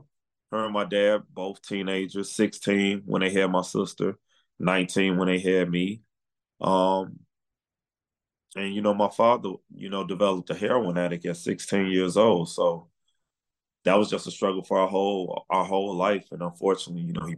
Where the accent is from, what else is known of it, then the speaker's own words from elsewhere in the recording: Chicago, Illinois, United States; I'm from Chicago, born and raised